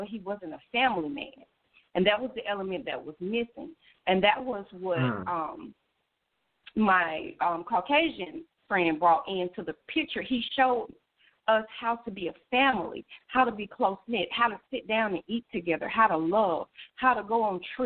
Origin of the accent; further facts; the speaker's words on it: the South, United States; we are from the South.